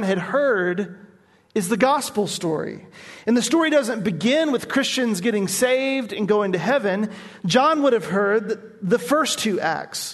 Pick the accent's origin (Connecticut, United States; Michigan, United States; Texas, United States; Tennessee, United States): Tennessee, United States; Nashville; moved away; I grew up in Nashville